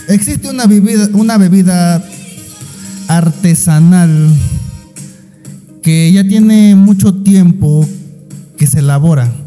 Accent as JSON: {"language": "Spanish", "town": "Los Tuxtlas", "region": "Veracruz", "country": "Mexico", "said": "Un saludo para mi tierra allá en los Tuxtlas, allá en Veracruz."}